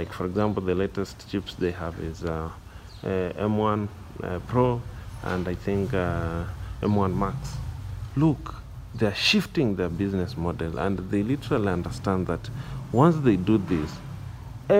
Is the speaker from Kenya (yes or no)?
yes; Kenya; I'm from Kenya